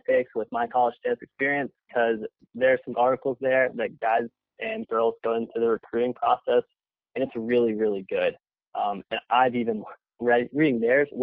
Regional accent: Nashville, Tennessee, United States; moved away as an adult; also born or lived in Gainesville; growing up in Nashville

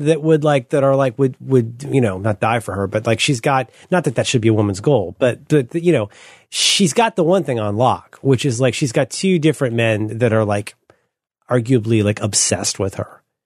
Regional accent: Northern California, United States; I'm from Northern California

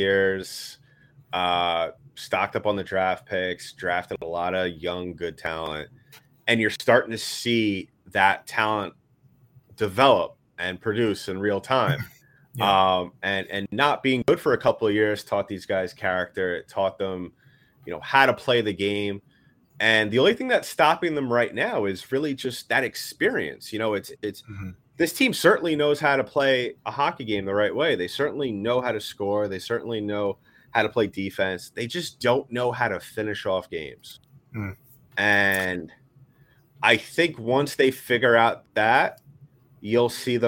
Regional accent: New York City, New York, United States; a kid growing up in New York City in the early 2000s

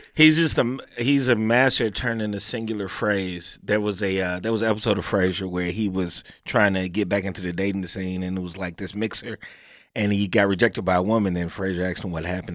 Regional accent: Chicago, Illinois, United States; moved away; also born or lived in New York; I grew up in Chicago, I lived in New York

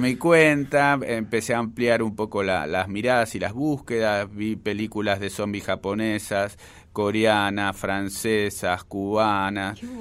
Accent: Buenos Aires, Argentina; el barrio, es el barrio donde yo nací, es el barrio que más quiero de la capital federal

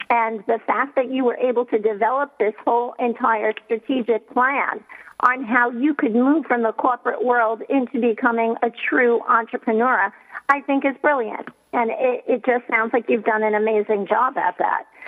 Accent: New York City, New York, United States; a New Yorker who was living in Manhattan during 9 11

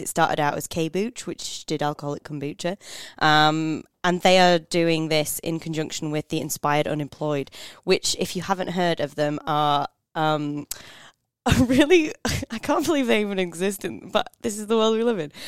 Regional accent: United Kingdom; now in Australia; being British

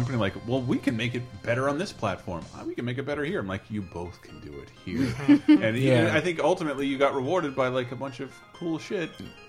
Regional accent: Southern United States, United States; I'm from the South. We do things a little differently down here.

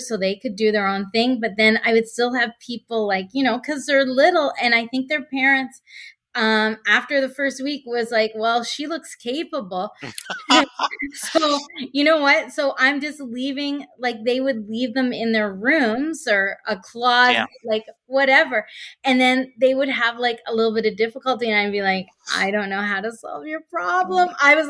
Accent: Canada; So I'm Canadian, live in Oakville, Ontario, just west of Toronto.

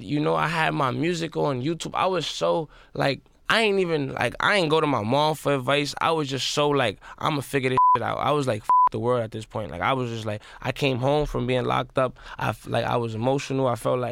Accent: South Bronx, New York, United States; I'm from the South Bronx, and I got into music and into like where I'm at, like really just off of self-hustling

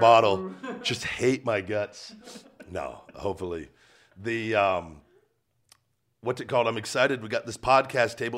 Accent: Las Vegas, Nevada, United States; born or raised there

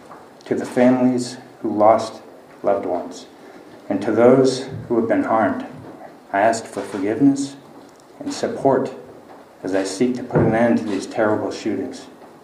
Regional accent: Lewiston, Maine, United States; my hometown of Lewiston, Maine.

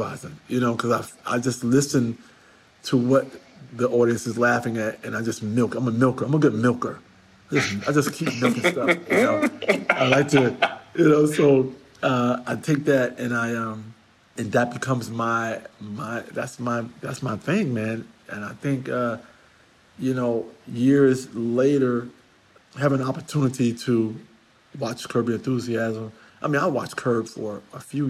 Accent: New York City, New York, United States; I'm a New Yorker

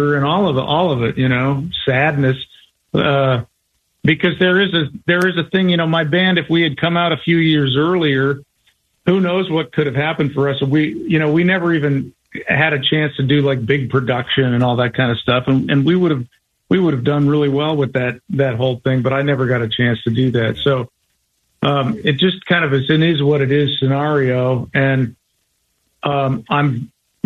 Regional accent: Colorado, United States; I was from Colorado

